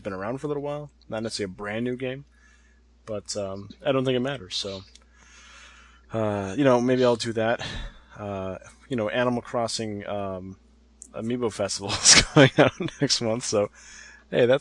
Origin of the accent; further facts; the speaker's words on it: United States; I'm an American